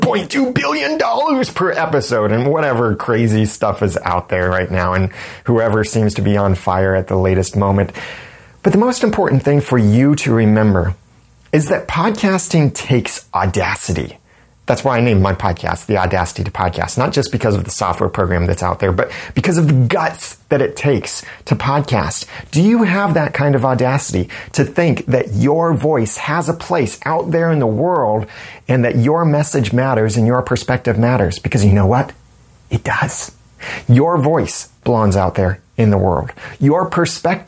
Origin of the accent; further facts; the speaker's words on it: United States; accent: American; my nice American accent